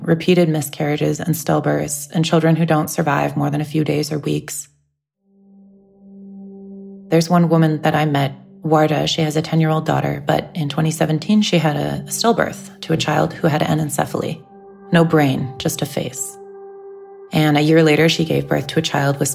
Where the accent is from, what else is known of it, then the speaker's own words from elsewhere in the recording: United States; I have Iraqi relatives, and I was raised in the U.S., and I'm an American citizen